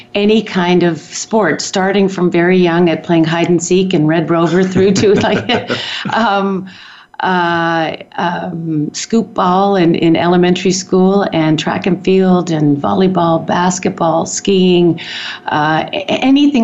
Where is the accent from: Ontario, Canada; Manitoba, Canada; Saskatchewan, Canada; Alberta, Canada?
Ontario, Canada; Toronto; moved away as an adult; now in Calgary, Canada; I was born in Toronto and raised in actually Canada's first planned community, which is interesting given my history in urban planning. Community called Don Mills